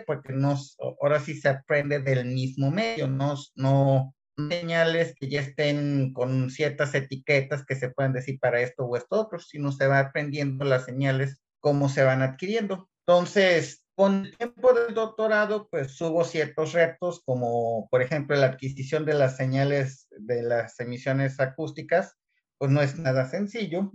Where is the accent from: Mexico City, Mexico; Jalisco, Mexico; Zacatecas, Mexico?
Jalisco, Mexico; Guadalajara; moved away as an adult; also born or lived in Querétaro; now in Kiruna, Sweden; yo soy de Guadalajara y allí estudié mecatrónica